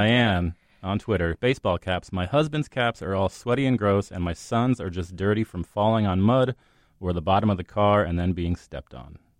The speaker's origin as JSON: {"language": "English", "region": "New Jersey", "country": "United States", "said": "I was from Central Jersey"}